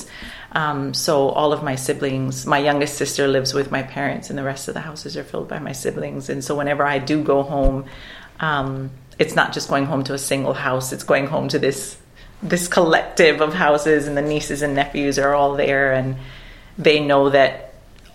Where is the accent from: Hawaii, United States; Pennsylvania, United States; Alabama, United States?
Hawaii, United States; Waimea; moved away as an adult; also born or lived in Dunedin, New Zealand; now in New Zealand; Home for me is Waimea. It's a town on the island of Hawai'i. So I'm from Hawai'i